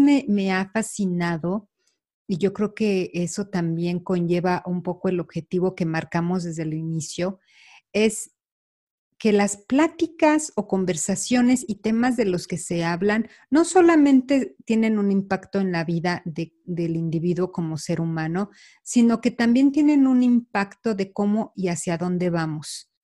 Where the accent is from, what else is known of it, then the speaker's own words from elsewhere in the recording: Mexico; moved away; Carla y yo, bueno, somos mexicanas